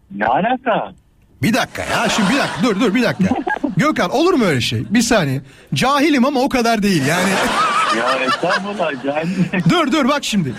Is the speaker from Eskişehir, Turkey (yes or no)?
no; Kocaeli, Turkey; moved away; Kocaeli canım memleketim.